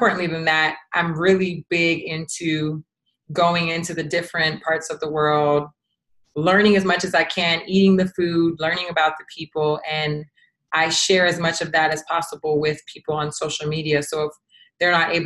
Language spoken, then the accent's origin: English; United States; I am American, or I'm Americanized